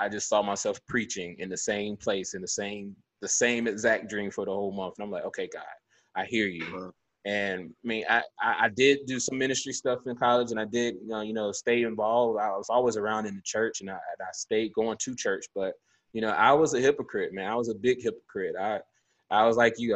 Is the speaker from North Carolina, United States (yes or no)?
yes; Durham, North Carolina, United States; we grew up in Durham